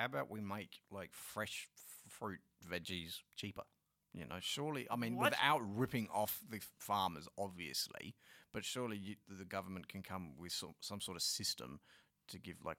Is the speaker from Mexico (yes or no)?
no; Australia; I'm very Aussie in that sense.